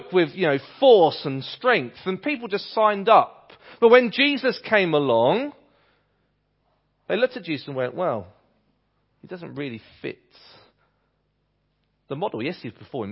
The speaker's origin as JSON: {"language": "English", "region": "England", "country": "United Kingdom", "accent": "English", "said": "my English accent"}